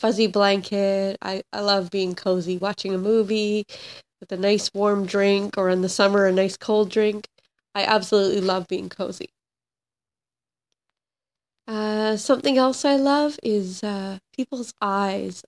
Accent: Vancouver Island, British Columbia, Canada; now in New Westminster, Canada; I grew up on Vancouver Island

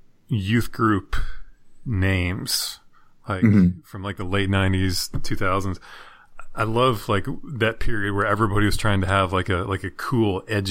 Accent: the South, United States; we're from the South

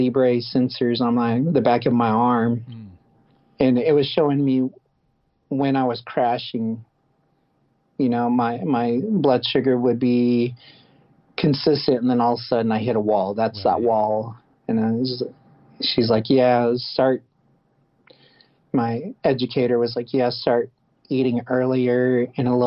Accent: Tulsa, Oklahoma, United States; my hometown

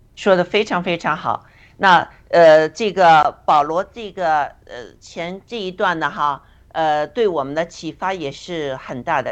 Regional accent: China; 也能来打破我们中国人的那些呃固有的哲学思想啊，我们的信信仰啊这些。

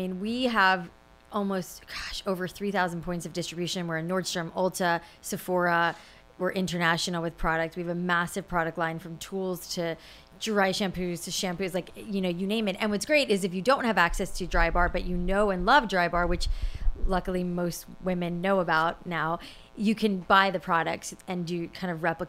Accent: Florida, United States; South Florida. Mm-hmm. And my hair is naturally curly. So in South Florida, it was very frizzy.

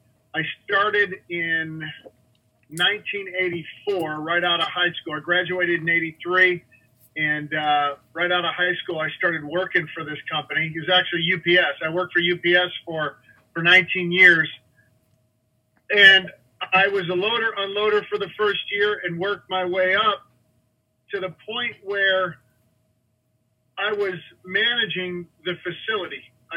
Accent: Illinois, United States; now in Arizona, United States; My dad, our family has been in construction. We're from Illinois. We've been in construction our whole lives. My dad was a builder back there. He got tired of the winters and decided to move to Arizona.

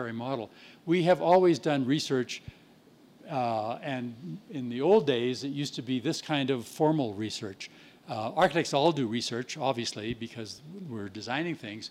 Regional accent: Winnipeg, Manitoba, Canada; my hometown of Winnipeg

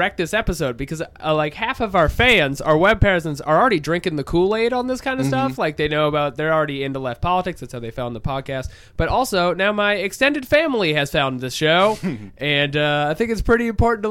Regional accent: United States; growing up in America

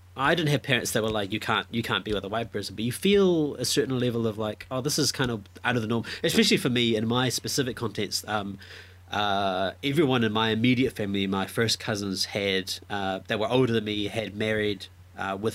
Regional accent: New Zealand; also born or lived in Fiji; I was born in Fiji and live in New Zealand.

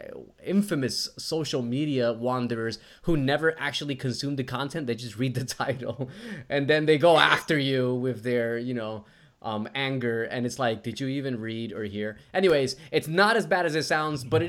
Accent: New Jersey, United States; now in Australia; I'm from Jersey and I went to public school in Jersey

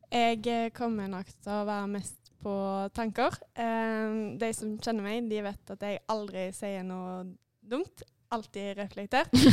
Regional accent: Haugesund, Rogaland, Norway; Jeg er fra Haugesund

